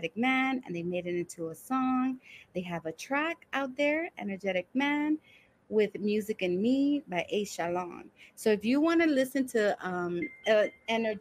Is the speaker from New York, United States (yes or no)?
yes; New York City, New York, United States; also born or lived in Brooklyn / The Bronx; I was born in Brooklyn, raised in Washington Heights